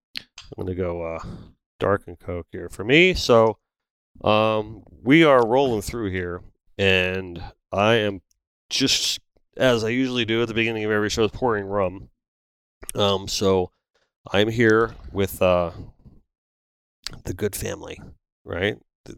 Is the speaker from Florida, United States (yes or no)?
yes; North Lauderdale, Florida, United States; I grew up in North Lauderdale, on the corner of Kimberly and Rock Island.